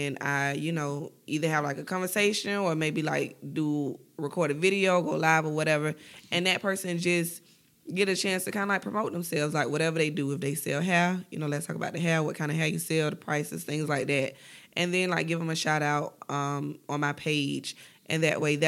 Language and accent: English; Florida, United States; I'm from Florida